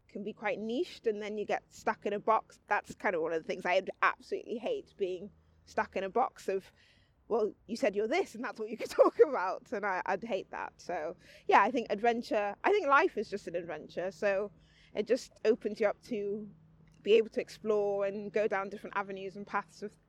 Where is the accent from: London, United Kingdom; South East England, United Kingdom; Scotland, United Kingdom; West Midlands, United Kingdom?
London, United Kingdom; also born or lived in Dublin; I did grow up partially in London. I've had quite a, a moving around kind of life not massively compared to others, but I was born in London. Yes. Um, lived in Dublin.